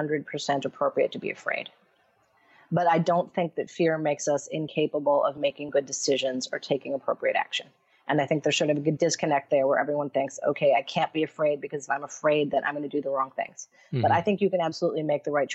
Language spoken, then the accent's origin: English; Syracuse, New York, United States; now in Sri Lanka; I'm from Syracuse, New York